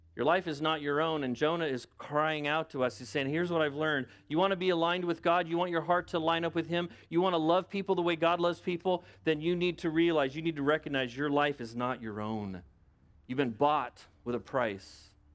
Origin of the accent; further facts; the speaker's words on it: United States; I'm an American.